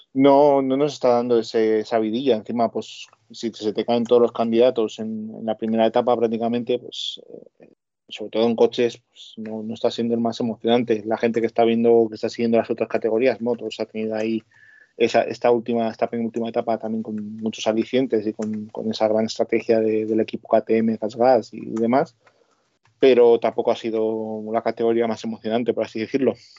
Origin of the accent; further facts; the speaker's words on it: Basque Country, Spain; yo soy vasco.